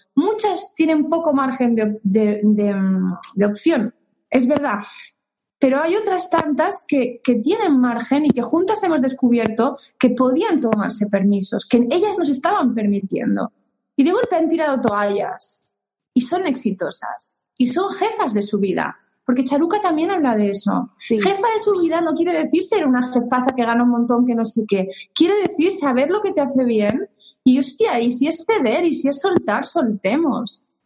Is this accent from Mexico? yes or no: no; Spain; moved away as an adult; also born or lived in Uruguay / France; yo he vivido mucho fuera de España, 15 años